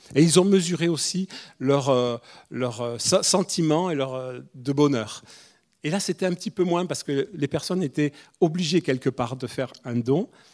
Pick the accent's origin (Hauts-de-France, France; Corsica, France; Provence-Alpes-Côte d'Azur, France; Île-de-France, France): Corsica, France; moved away as an adult; now in Toulouse, France; je suis le Corse, on est tous les deux, on est des immigrés ici